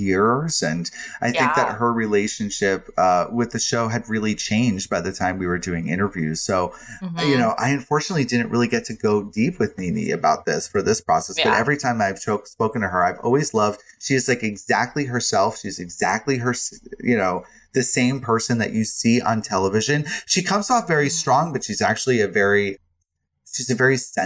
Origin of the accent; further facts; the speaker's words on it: New York, United States; I'm born and raised in New York. I've lived here my entire life.